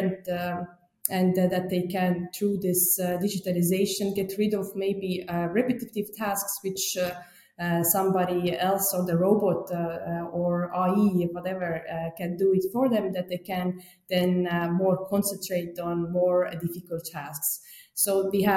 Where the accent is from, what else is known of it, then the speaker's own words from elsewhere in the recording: Estonia; moved away as an adult; now in Germany; I live now since 5 years in Germany, but I'm originally from Estonia